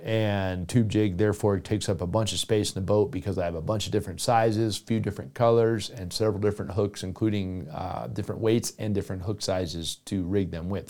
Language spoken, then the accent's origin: English; South Florida, United States; I grew up in South Florida